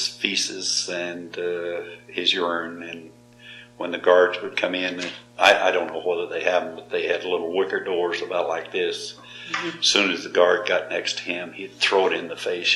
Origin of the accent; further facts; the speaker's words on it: Georgia, United States; moved away; all the inmates called me … because I was from Georgia.